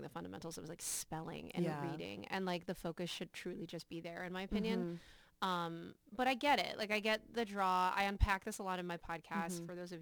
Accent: East Coast, United States; now in Austin, United States; I'm from the East Coast. And so I moved to Austin about 3 years ago

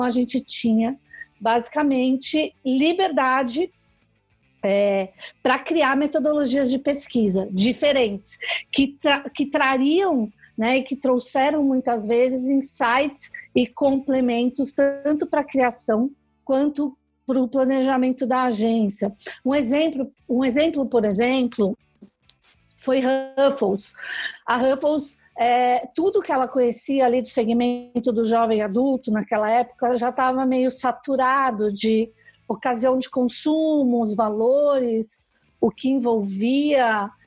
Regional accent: São Paulo, Brazil; Eu sou aqui de São Paulo, né?

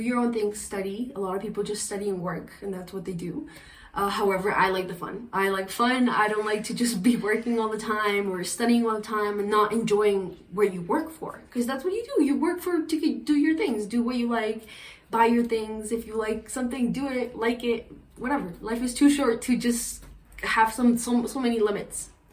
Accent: Colombia; English is a second language; now in Canada; I was Colombian

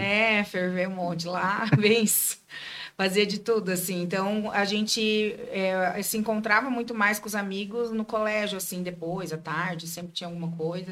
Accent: Joinville, Santa Catarina, Brazil; Daqui de Joinville mesmo. Nasci, nasci e criada em Joinville.

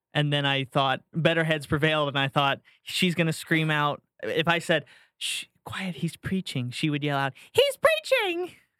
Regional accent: St. Petersburg, Florida, United States; moved away; also born or lived in Tampa, Florida / Jacksonville, Florida; I was born and raised in Saint Pete

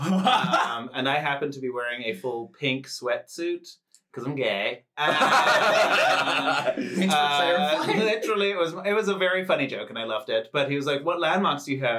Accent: Zimbabwe; moved away; I'm from Zimbabwe

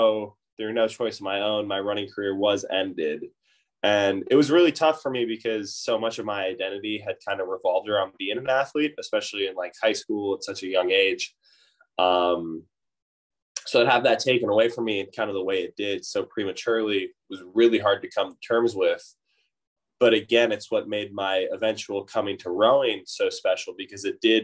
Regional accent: Oakland, California, United States; I grew up in the Bay Area in Oakland

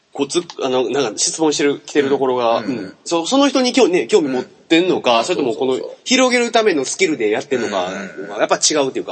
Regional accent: Kansai, Japan; 俺関西の人間やから

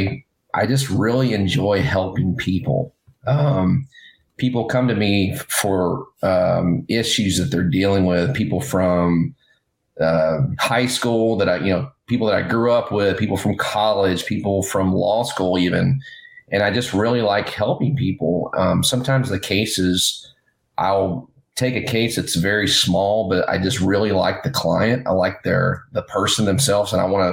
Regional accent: Tennessee, United States; now in Orange County, California, United States; I grew up in Tennessee

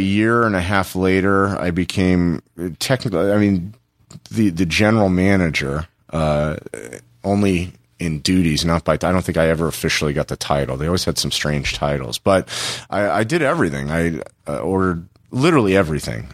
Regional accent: Los Angeles, California, United States; also born or lived in Tempe, Arizona; I'm, I'm originally from Los Angeles. I moved back home to Los Angeles

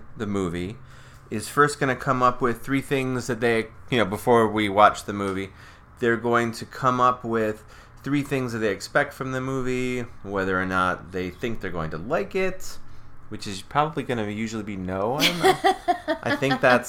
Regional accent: Ohio, United States; now in Texas, United States; I'm from Ohio.

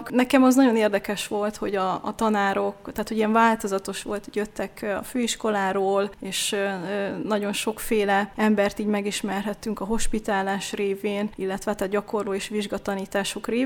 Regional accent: Eger, Heves, Hungary; also born or lived in Debrecen; hiszen egriként itt az általános iskolát ha ez az egrieknek mond valamit, a kettes számú gyakorló iskolában kezdtem, hogy ez a Barkóci téri épület

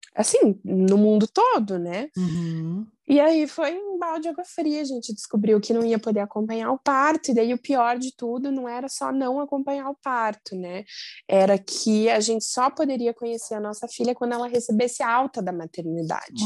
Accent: Joinville, Santa Catarina, Brazil; now in Curitiba, Brazil; eu sou de Joinville, moro em Curitiba

